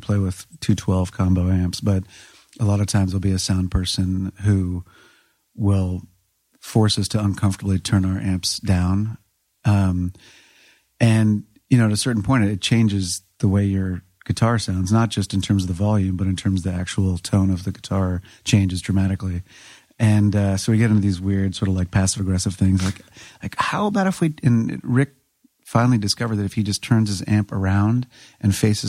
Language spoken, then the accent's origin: English; Washington, District of Columbia, United States; I'm from D.C. proper.